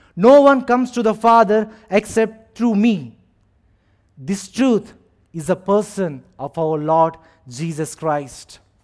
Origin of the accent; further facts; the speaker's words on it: India; moved away as an adult; now in Abu Dhabi, United Arab Emirates; I am from India